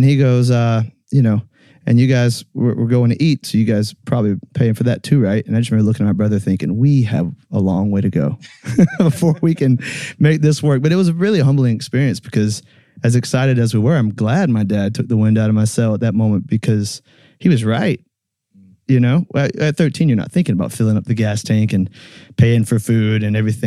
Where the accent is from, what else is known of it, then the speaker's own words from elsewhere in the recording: about 30 minutes from Callaway Gardens, Georgia, United States; it was at Callaway Gardens in Georgia, about 30 minutes from where my hometown is